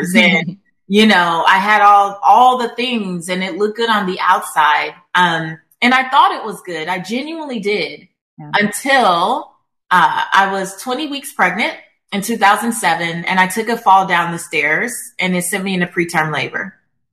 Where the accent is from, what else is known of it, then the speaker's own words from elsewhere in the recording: Los Angeles, California, United States; I'm from South Central Los Angeles. I'm Belizean American. I'm first generation American.